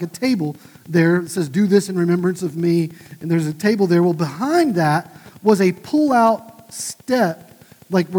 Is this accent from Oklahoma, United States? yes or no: yes; just south of Tulsa, Oklahoma, United States; my hometown, just south of Tulsa